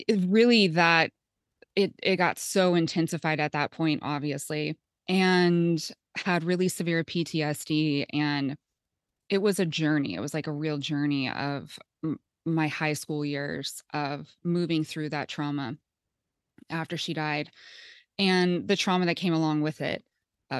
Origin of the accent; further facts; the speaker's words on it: Topeka, Kansas, United States; I grew up in Topeka, Kansas